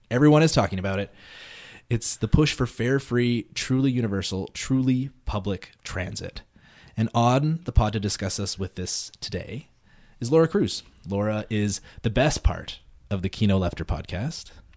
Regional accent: Calgary, Alberta, Canada; grew up in Calgary

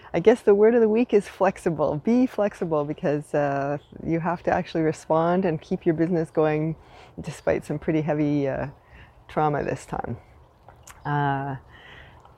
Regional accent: Canada; now in Montreal, Canada; I am unapologetically Canadian

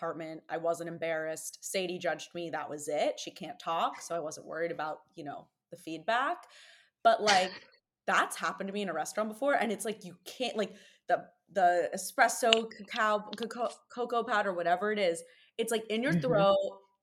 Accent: New York, United States; as a New Yorker

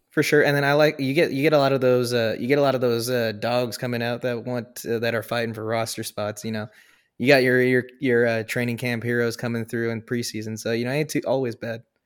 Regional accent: the Northwest, Pacific Northwest, United States; I'm from the Northwest, born and bred

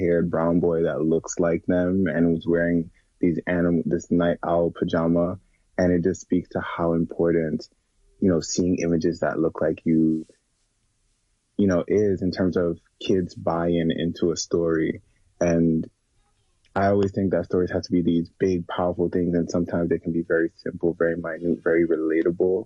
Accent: Jamaica; now in United States; I was born and raised in Jamaica and I grew up around Black people.

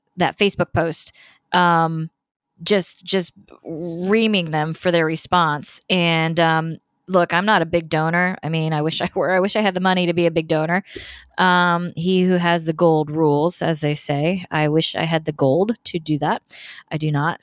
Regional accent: Indiana, United States; moved away as an adult; now in Florida, United States; I'm from Indiana originally. I, of course, live in Florida now

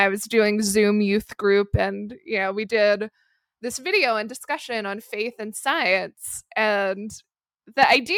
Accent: Pennsylvania, United States; at my age growing up in Central PA.

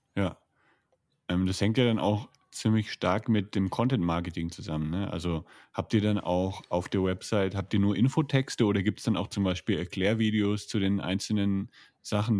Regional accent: Franconia, Bavaria, Germany; moved away; Ich bin ja aus Franken

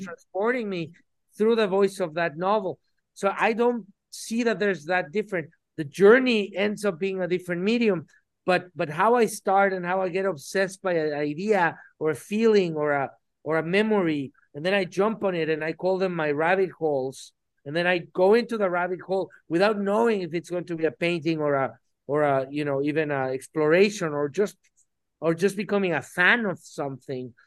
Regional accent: Mexico City, Mexico; I was born in Mexico City

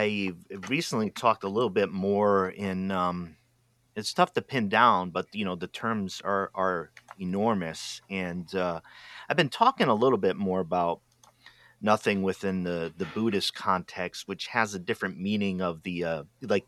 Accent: Rhode Island, United States; now in Oregon, United States; I grew up in Rhode Island where 90% of the people there are Roman Catholic

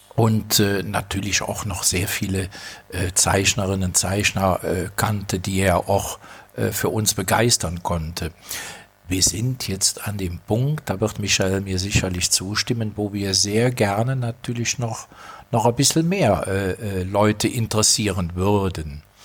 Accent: Rhineland, Germany; bin als Rheinländer mit belgischen Wurzeln

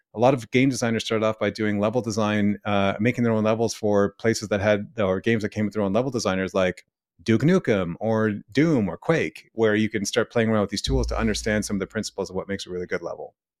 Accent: Ottawa, Ontario, Canada; moved away as an adult; also born or lived in Vancouver; me coming back to my hometown

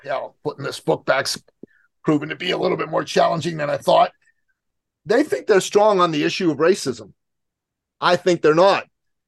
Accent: Canada; Even though I'm a Canadian, I'm the most American Canadian you're going to meet.

